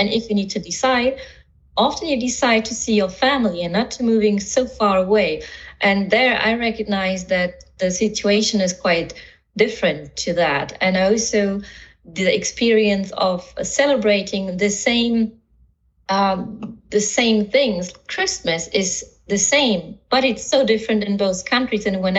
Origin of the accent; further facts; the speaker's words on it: Germany; English is a second language; also born or lived in France; So I think that the biggest thing what I learned about being grown up between two countries and two different cultures is that everyone asked me, what country did you